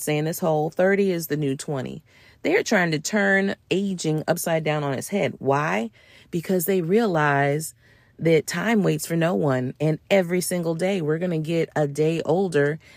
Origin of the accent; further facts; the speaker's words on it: United States; I'm American